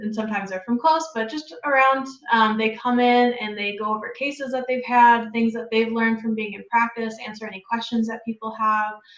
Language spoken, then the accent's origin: English; Wisconsin, United States; moved away as an adult; also born or lived in Iowa; now in Davenport, Iowa, United States; I am originally from Wisconsin